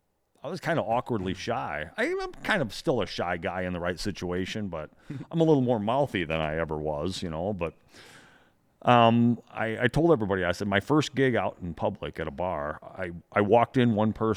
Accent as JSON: {"language": "English", "town": "Rockford", "region": "Illinois", "country": "United States", "tie": "born or raised there", "said": "I've been born and raised in Rockford, Illinois. Yeah. Home of the S-Wing Hammer and Mrs. Fisher's Potato Chips."}